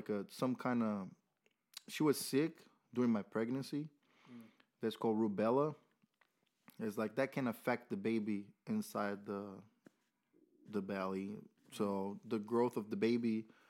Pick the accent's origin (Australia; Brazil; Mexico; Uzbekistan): Brazil; Rio de Janeiro; English is a second language; moved away as an adult; now in Murfreesboro, United States; Born and raised in Rio, and then moved here after